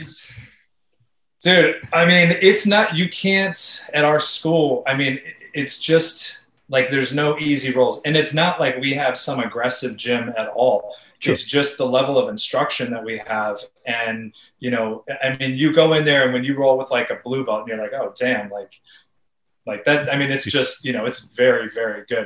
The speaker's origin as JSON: {"language": "English", "region": "California", "country": "United States", "tie": "born or raised there", "said": "I grew up in California"}